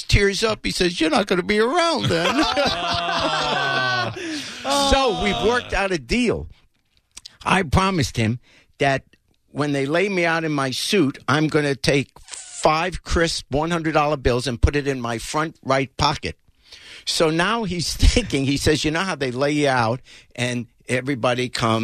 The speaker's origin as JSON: {"language": "English", "town": "New York City", "region": "New York", "country": "United States", "tie": "born or raised there", "said": "I grew up in New York"}